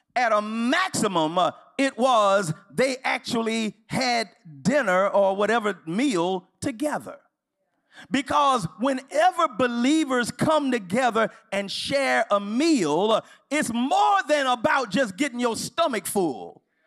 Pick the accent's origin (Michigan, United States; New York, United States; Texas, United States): Texas, United States; Houston; now in Los Angeles, United States; I'm from Houston